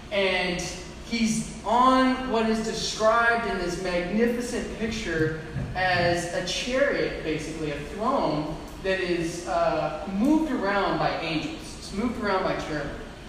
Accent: Midwest, United States; I used to have a tan, and then I moved up north. It's gone. I was from the Midwest.

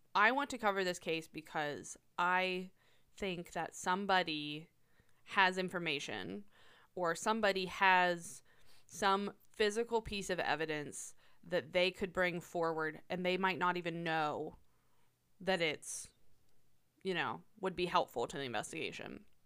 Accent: Tyrone, Pennsylvania, United States; now in Altoona, United States; When I was growing up in Tyrone

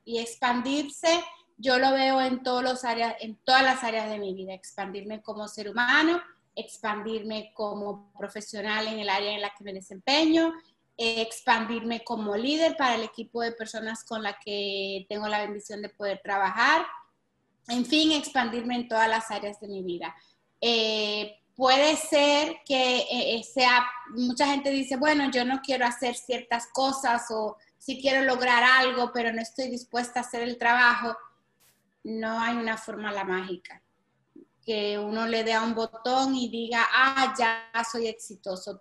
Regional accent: Santo Domingo, Distrito Nacional, Dominican Republic; moved away as an adult; now in Miami, United States; nací en una familia bien humilde en Santo Domingo

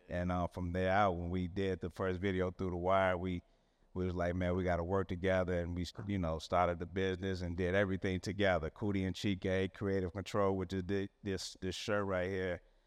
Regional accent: Chicago, Illinois, United States; I'm from Chicago, born and raised

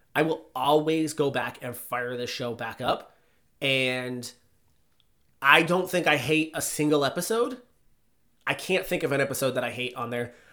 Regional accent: outside of the Boston area, Massachusetts, United States; I grew up outside of the Boston area

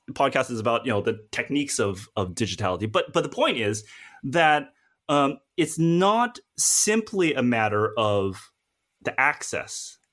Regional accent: United States; now in United Kingdom; I'm an American, you know, and living in the U K

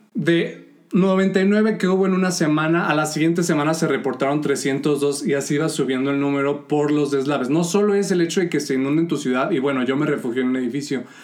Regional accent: León, Guanajuato, Mexico; nosotros somos de León, Guanajuato

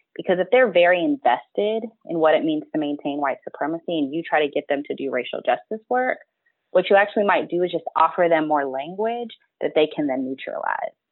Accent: Texas, United States; moved away; also born or lived in Kentucky; I'm from Texas, I've lived in Kentucky, my people are from Alabama.

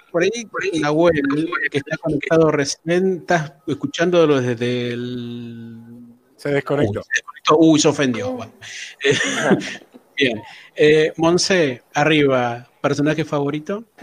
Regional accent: Bolivia; Soy, de Bolivia.

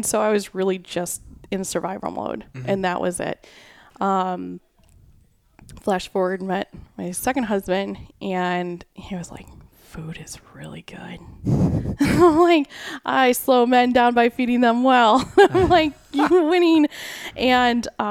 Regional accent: Chicago, Illinois, United States; my family, so we grew up in the Chicagoland area

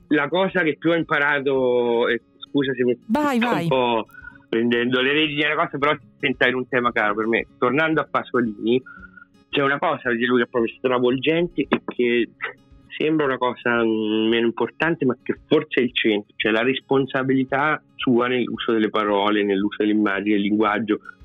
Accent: Foligno, Umbria, Italy; sono Umbro sono di Foligno

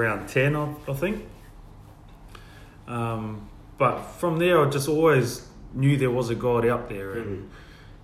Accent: Whangarei, Northland, New Zealand; also born or lived in Western Australia / Perth; now in Sydney, Australia; I grew up in New Zealand

